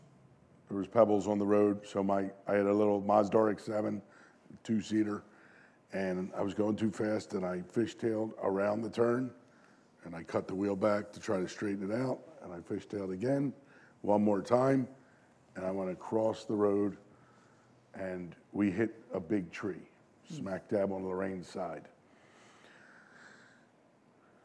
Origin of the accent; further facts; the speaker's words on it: Concord Township, Pennsylvania, United States; I was born in Delaware County and moved to Concord Township when I was just an infant, so I've spent my entire life here